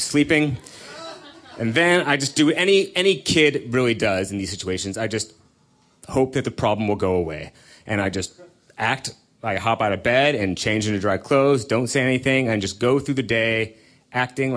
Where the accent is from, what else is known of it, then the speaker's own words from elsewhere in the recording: California, United States; I grew up out in California